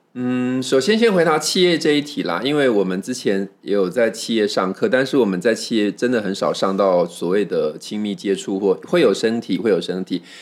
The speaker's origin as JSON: {"language": "Chinese", "country": "Taiwan", "said": "我自己是来自于台湾"}